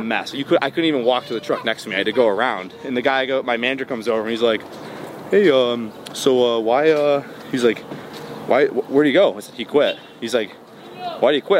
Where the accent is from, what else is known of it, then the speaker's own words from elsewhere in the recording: Bloomfield Hills, Michigan, United States; also born or lived in Dearborn, Michigan; I was born in Detroit. Uh, well, Dearborn, but I grew up in like the Metro Detroit area